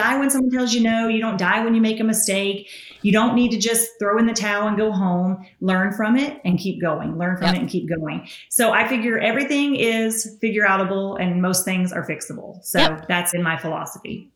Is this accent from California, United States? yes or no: no; Tennessee, United States; accent: Southern; I'm from Tennessee.